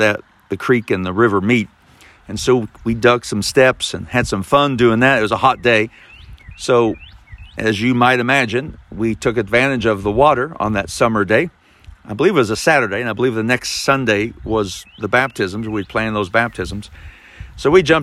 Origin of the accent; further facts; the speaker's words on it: Kentucky, United States; I'm from Kentucky